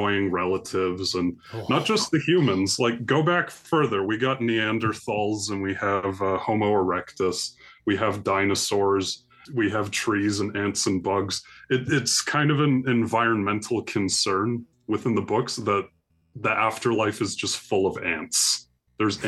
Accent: Canada; I'm Canadian, and I went to a number of cities across Canada

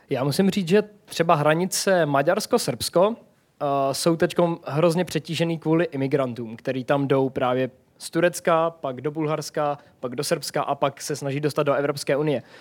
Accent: Czechia; Am Češko, no imigrant, protože v Bosně se mi stalo, to už bylo po 24-denní cestě po Balkáně, takže už jsem byl hodně osmahlý a v Bosně si o mě prostě mysleli, že jsem imigrant.

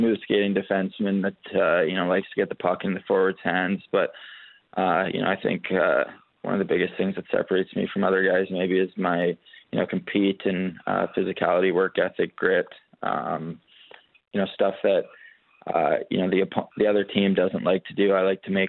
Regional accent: Canada; being a Canadian kid

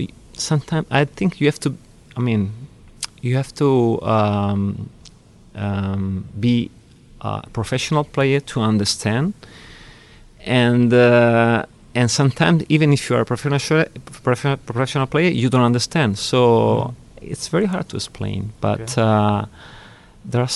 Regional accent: Milan, Lombardy, Italy; I was born in Milan.

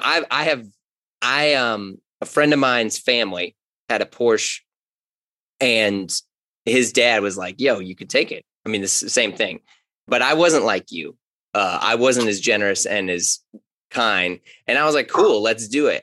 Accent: St. Louis, Missouri, United States; I grew up in St. Louis, grew up in Ferguson Florissant, went to Hazelwood Central

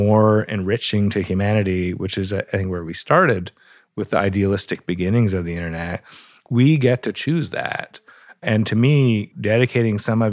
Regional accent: Canada; also born or lived in Toronto; I live in Toronto, which gives me the bonus of not being at the center of the tech empire every day and also being a Canadian looking over the border

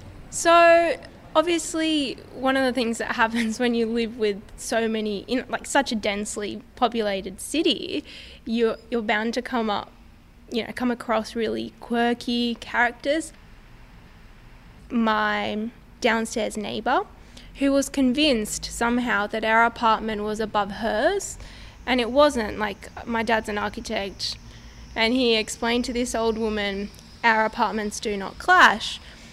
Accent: Buenos Aires, Argentina; I grew up in Buenos Aires, which is the capital city of Argentina

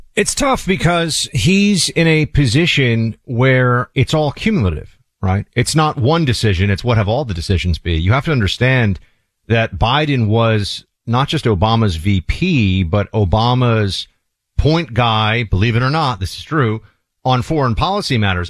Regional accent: New York, United States; my home state, in New York state

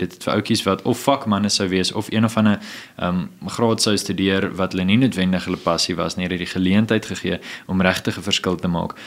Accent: Johannesburg, Gauteng, South Africa; ek het groot geword in Johannesburg in die Wesrand

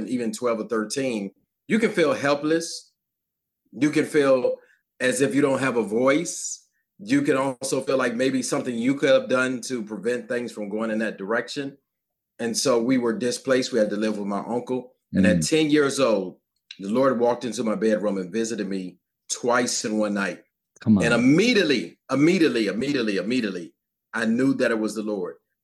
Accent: Virginia, United States; I'm from Virginia, grew up in my household

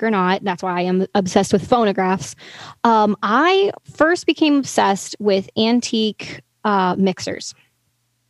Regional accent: the South, United States; I'm from the South

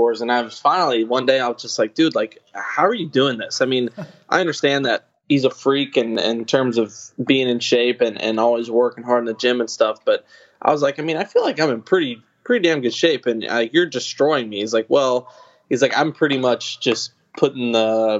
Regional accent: Kentucky, United States; growing up in Kentucky

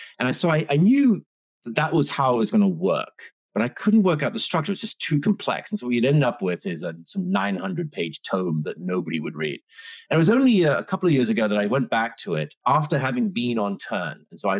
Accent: New York, United States; born there; also born or lived in Australia / England / Canada; I was born in New York, and then I went to school in Australia, and then I went to university in England, and then I worked in England for a long time. So you can perhaps tell by the way I speak kind of funny.

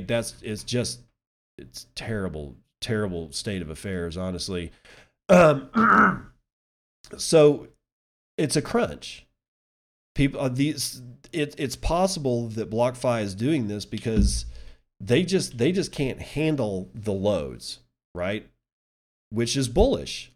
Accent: United States; as an American citizen

